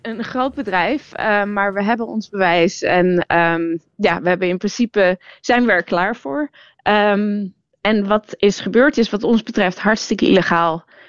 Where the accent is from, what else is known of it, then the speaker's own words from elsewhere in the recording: Netherlands; ik ben Nederlands